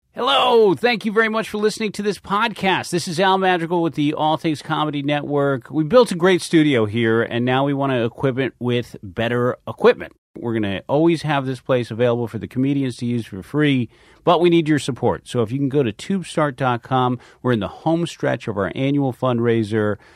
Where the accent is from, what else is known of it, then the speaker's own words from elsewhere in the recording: Philadelphia, Pennsylvania, United States; also born or lived in New York; I grew up in Philadelphia. Yeah, yeah, I was born here, and uh, born right outside of the city